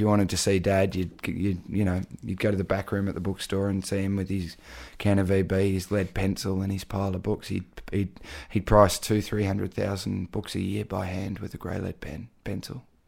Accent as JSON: {"language": "English", "town": "Daylesford", "region": "Victoria", "country": "Australia", "tie": "born or raised there", "said": "my hometown in Dalesford"}